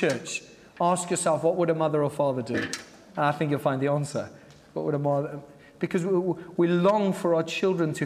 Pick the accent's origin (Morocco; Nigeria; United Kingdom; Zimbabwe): Zimbabwe; I grew up in Zimbabwe